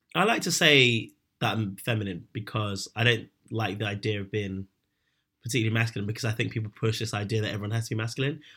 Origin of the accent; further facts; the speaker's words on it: London, United Kingdom; I grew up in London